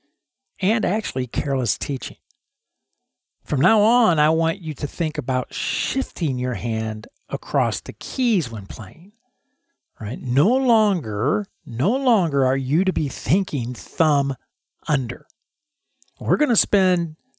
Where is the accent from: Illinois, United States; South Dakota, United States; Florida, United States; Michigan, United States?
Illinois, United States; Chicago; now in Dallas, United States; I grew up in Illinois, up around Chicago